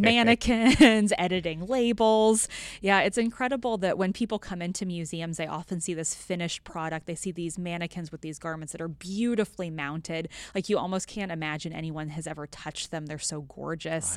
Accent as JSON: {"language": "English", "region": "western Kansas", "country": "United States", "tie": "born or raised there", "said": "I grew up on a, a farm in a small town in rural western Kansas"}